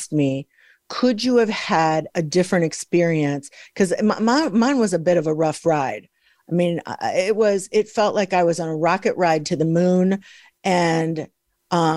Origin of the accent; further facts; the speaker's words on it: Midwest, United States; I'm from the Midwest